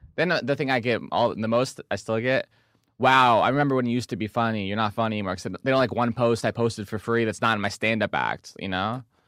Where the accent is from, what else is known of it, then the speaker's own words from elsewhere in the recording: Del Mar, California, United States; I'm from San Di, I'm from Del Mar.